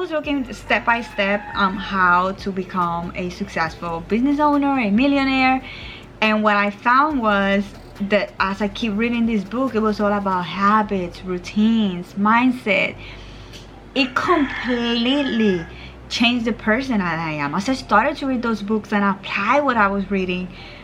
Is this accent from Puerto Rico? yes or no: yes; Puerto Rico; moved away as an adult; also born or lived in Virginia; So I am from Puerto Rico and I am living in Puerto Rico again